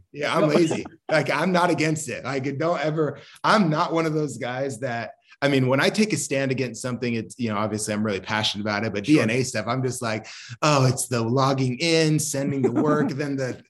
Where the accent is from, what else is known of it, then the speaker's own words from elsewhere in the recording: Maine, United States; born there; And then I was born in New England. I was born in Maine. And then my dad worked for the FAA. So we just traveled a ton.